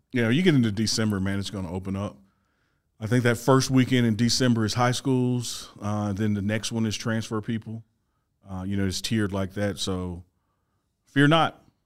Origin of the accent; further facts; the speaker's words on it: Mississippi, United States; I'm from Mississippi